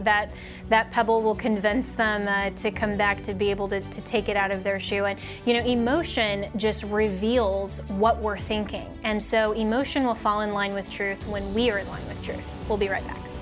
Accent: Colorado, United States; my home state of Colorado

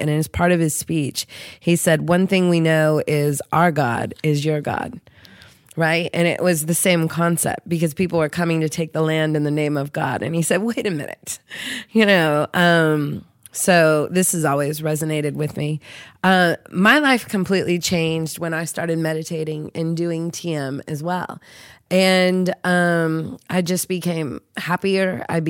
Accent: Seattle, Washington, United States; When I was growing up in Seattle

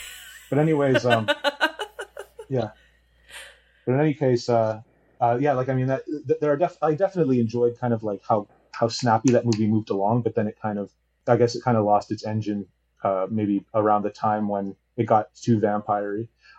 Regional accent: Taiwan; I'm from Taiwan, so I don't have like Amazon Prime and stuff.

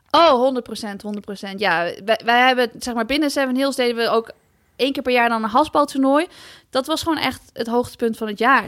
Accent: Netherlands

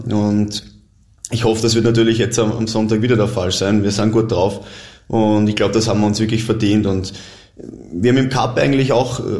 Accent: Vienna, Austria; Ich komme aus Wien, ich, ich liebe die Stadt, ich, ich habe da meine Freunde, Familie

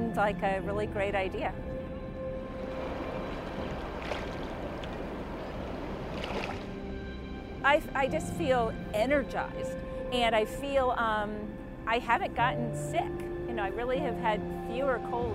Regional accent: Middletown, Rhode Island, United States; I'm from Middletown, Rhode Island

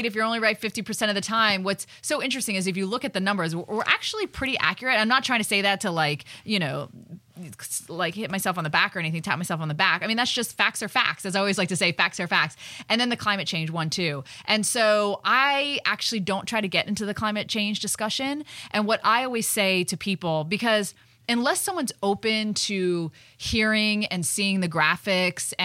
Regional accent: Florida, United States; I was born and raised in Florida

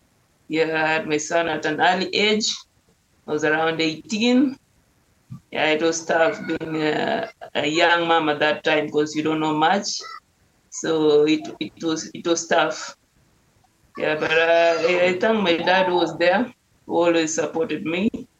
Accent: Nairobi, Kenya; English is a second language; Growing up, we just had an easy life, not that tough, but at least I can say we can manage to eat like every day.

